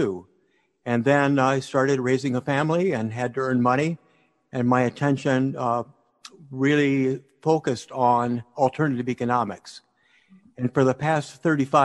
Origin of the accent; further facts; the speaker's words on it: United States; also born or lived in Massachusetts / Niagara Falls, New York; I was raised in Massachusetts and in Niagara Falls, New York